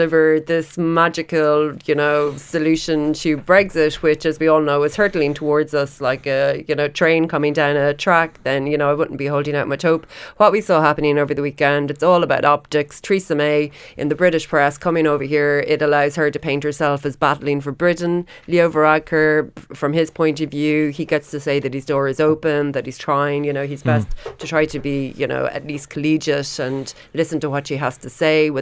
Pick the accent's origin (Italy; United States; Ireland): Ireland; being Irish